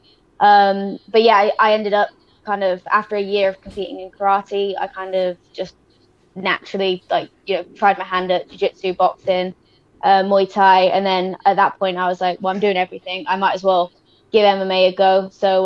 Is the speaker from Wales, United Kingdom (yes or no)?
yes; Wales, United Kingdom; Now I'm representing Wales